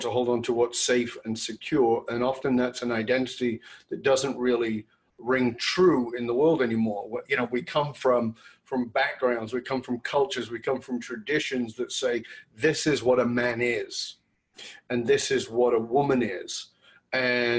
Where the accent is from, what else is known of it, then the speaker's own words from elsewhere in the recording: Australia; moved away; I came from Australia.